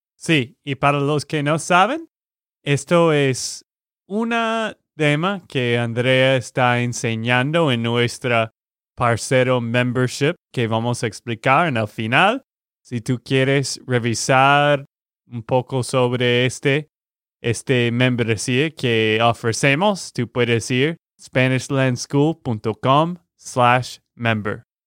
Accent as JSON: {"language": "Spanish", "region": "Texas", "country": "United States", "said": "de Texas, Estados Unidos."}